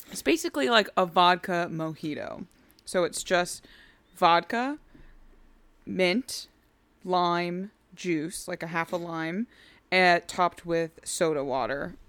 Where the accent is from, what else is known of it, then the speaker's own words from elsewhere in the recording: the Northwest, Pacific Northwest, United States; moved away; I grew up in the Northwest